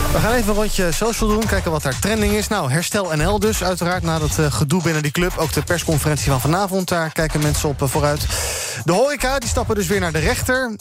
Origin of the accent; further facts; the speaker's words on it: Gouda, South Holland, Netherlands; mijn geboortestad Gouda